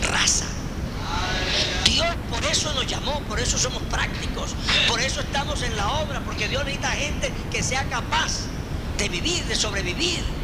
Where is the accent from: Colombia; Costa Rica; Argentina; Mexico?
Colombia; hermana, cálmese, usted y yo somos colombianos.